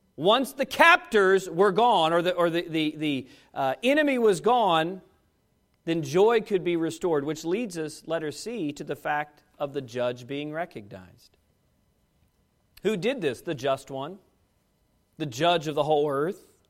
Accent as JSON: {"language": "English", "country": "United States"}